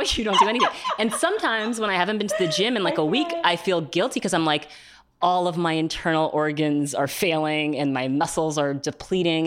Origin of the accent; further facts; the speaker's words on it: New York City, New York, United States; Growing up in New York City